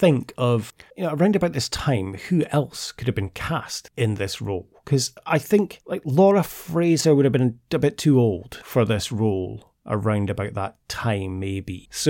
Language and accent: English; Scotland, United Kingdom; like, I'm so proud to be Scottish.